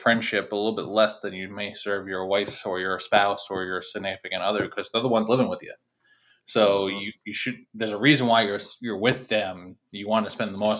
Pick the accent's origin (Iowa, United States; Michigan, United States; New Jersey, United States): New Jersey, United States; where I grew up in New Jersey